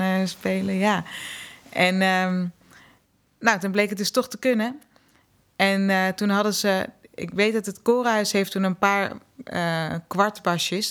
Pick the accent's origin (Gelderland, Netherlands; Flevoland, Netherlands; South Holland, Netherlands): South Holland, Netherlands; The Hague; Uit Den Haag